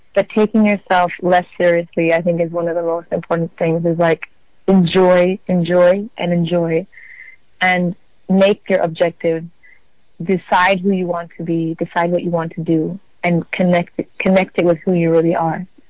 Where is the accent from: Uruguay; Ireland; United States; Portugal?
Portugal; also born or lived in Amsterdam; I was born in Amsterdam, and my mom is from South Africa, and my dad is from Israel. And I was brought up in Portugal